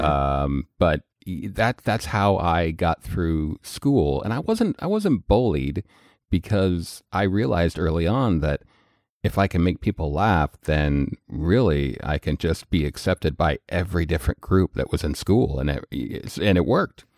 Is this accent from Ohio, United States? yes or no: no; Colorado, United States; also born or lived in Missouri; I grew up in Colorado